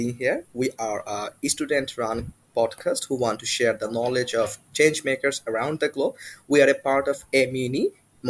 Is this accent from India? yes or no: no; Bangladesh; English is a second language; I'm from Bangladesh and we say ki khobor